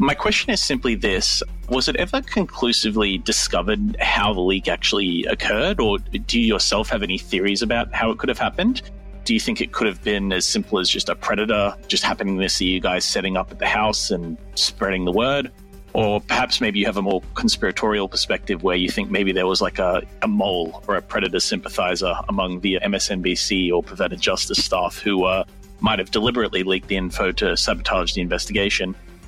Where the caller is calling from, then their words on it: Sydney, New South Wales, Australia; I'm a listener from Sydney, Australia.